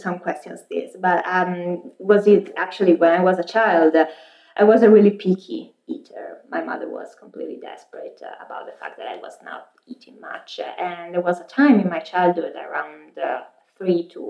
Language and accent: English; Pisa, Tuscany, Italy; moved away as an adult; also born or lived in Milan, Italy / Washington, D.C., United States; now in Boston, United States; I was born and raised in Pisa, Italy